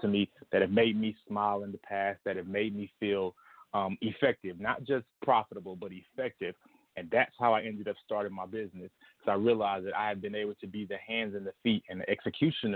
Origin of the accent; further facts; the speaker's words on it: Lithonia, Georgia, United States; now in Chicago, United States; I'm from Atlanta, Georgia. I currently live in Chicago, Illinois.